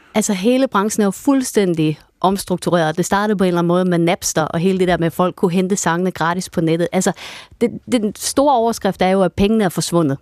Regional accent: Vendsyssel, North Denmark Region, Denmark; jeg var fra Vendsyssel Sand, så tog vi rutebilen ind til Aalborg

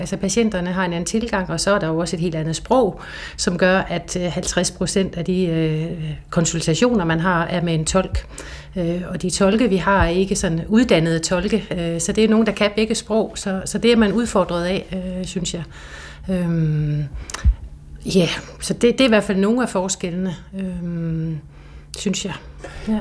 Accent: Nuuk, Greenland; also born or lived in Qaanaaq, Greenland / Denmark; now in Ilulissat, Greenland; jeg er født i Kranak og vokset op i Nuuk

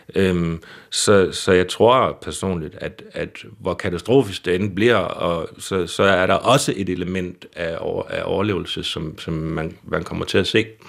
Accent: Søhøjlandet, Central Denmark Region, Denmark; Så jeg er også selv fra Søholandet

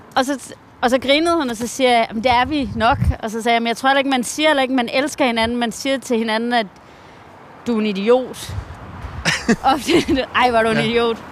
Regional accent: Hvide Sande, Central Denmark Region, Denmark; moved away; also born or lived in New York; kulturen har været her, hvor jeg voksede op

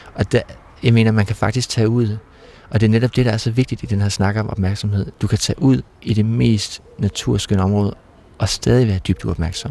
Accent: Ollerup, Southern Denmark, Denmark; vi havde sådan en rute i Ollerup, hvor jeg kommer fra

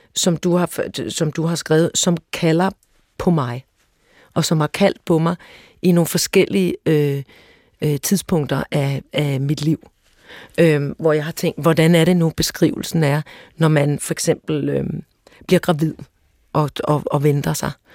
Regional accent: Søborg, Capital Region of Denmark, Denmark; jeg er vokset op i Søborg i Gladsaxe Kommune

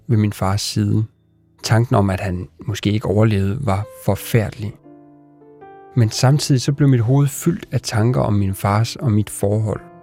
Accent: Denmark; now in Copenhagen, Denmark; mit barndomshjem i Sønderfælling

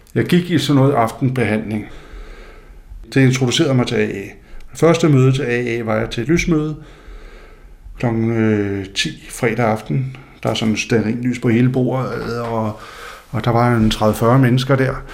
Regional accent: Faroe Islands; jeg kommer fra Færøerne, øh, hvor der er øh, et fiskersamfund, hvor der er meget religiøsitet og meget dobbeltmoral

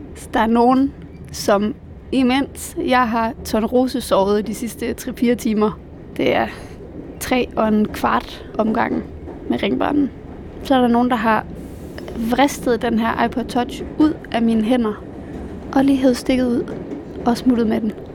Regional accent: Denmark; moved away as an adult; now in Berlin, Germany; mine venner hjemme i Danmark

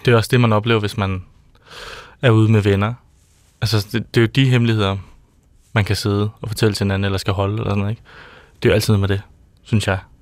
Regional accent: Odder, Central Denmark Region, Denmark; Jeg er fra Odder

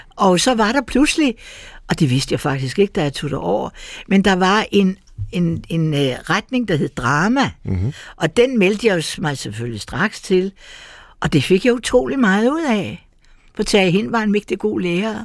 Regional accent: Copenhagen, Capital Region of Denmark, Denmark; jeg er født på Gamle Strand, lille tur hen over øh, øh, Havnegade, og så har jeg vokset op i Nyhavn. Så jeg er fra det eneste København

